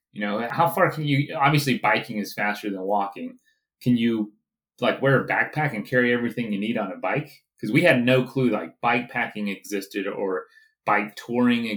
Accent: Central Florida, United States; I grew up in the South, Central Florida

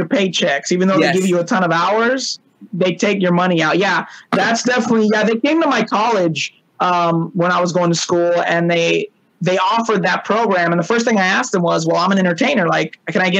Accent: Long Beach, California, United States; I grew up in California, Long Beach, California

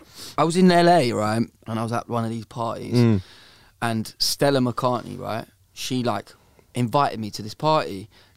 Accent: Bedford, East of England, United Kingdom; I'm from Bedford, mate.

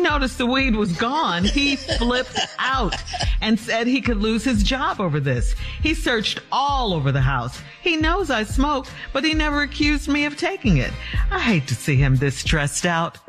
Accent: Chicago, Illinois, United States; growing up in Chicago

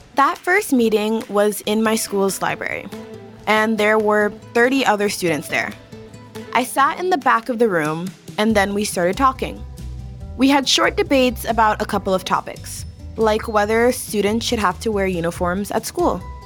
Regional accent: Miami, Florida, United States; a young black kid growing up in Miami

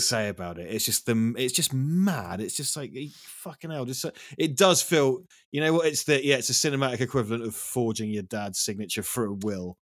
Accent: East Anglia, East of England, United Kingdom; moved away; I'm from a place called East Anglia in England

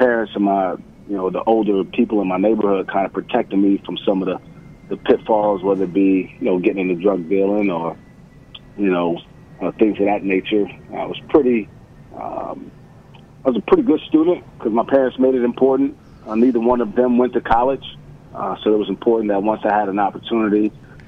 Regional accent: New York City, New York, United States; moved away as an adult; I'm from Bed-Stuy, which is a small section of I guess it would be the central part of Brooklyn, and that's where I was born and raised

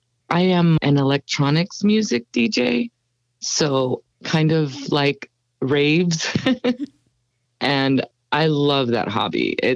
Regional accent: Ciudad Juarez, Chihuahua, Mexico; moved away as an adult; also born or lived in Houston, Texas / Los Angeles, California / North Carolina / Arizona; now in San Antonio, United States; I was born in Houston, Texas. But as a child, I grew up in Los Angeles, California. And then my mom moved us to Ciudad Juarez, Chihuahua in Mexico.

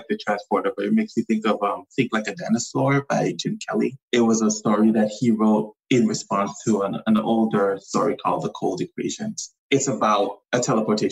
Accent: U.S. Virgin Islands; So I grew up in the Virgin Islands. I grew up on St. Thomas.

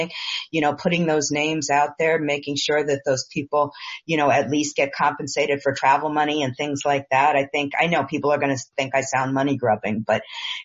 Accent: New York, United States; I'm a New Yorker

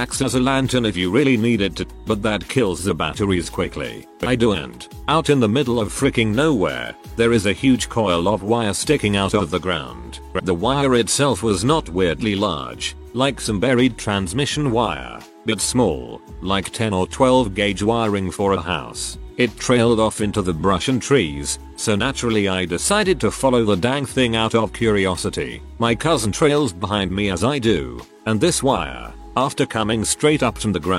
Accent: Maine, United States; Since we're from Maine, there aren't too many large predators that really mess with people.

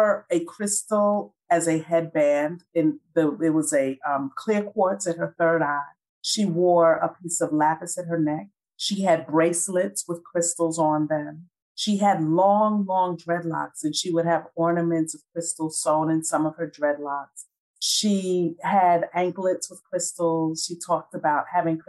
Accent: New York City, New York, United States; moved away as an adult; now in Atlanta, United States; 1992, I relocated from Brooklyn, New York, where I was born and raised, to Atlanta, Georgia

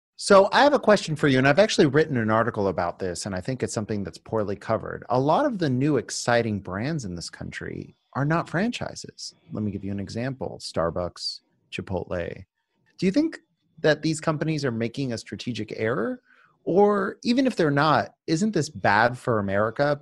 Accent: Miami Beach, Florida, United States; Miami Beach, my hometown

